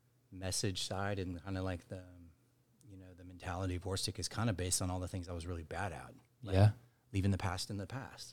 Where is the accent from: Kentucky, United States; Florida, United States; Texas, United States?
Texas, United States; Dallas; also born or lived in Mississippi / Chicago; I'm from here. I'm from Dallas, Texas.